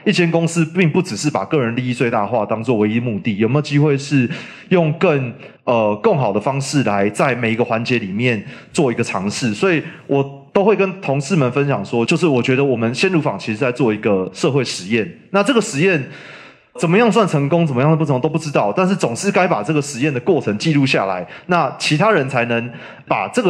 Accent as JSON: {"language": "Chinese", "region": "Taipei", "country": "Taiwan", "lives_now": "Yunlin, Taiwan", "said": "第一个是我是台北人，但是我。不住台北啊，然后我也没有非常喜欢在台北生活啊。那我现在，所以我现在平常住在云林嘛"}